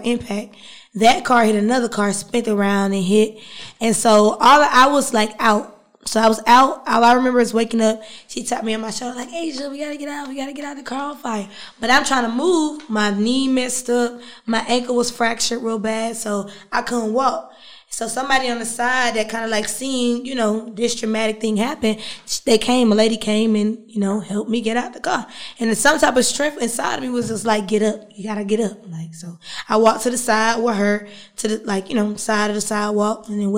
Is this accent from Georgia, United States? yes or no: yes; Riverdale, Georgia, United States; also born or lived in Maryland / West Atlanta, Georgia / Peoria, Illinois; And then I moved to the west side of Atlanta